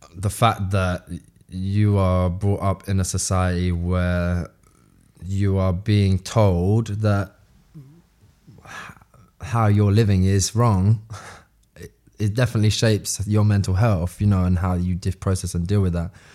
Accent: London, United Kingdom; we're all from South Woodford

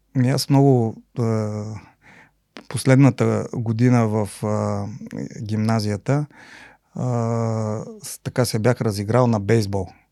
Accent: Lovech, Lovech Province, Bulgaria; also born or lived in Sofia; реално съм си израсъл в Ловеч

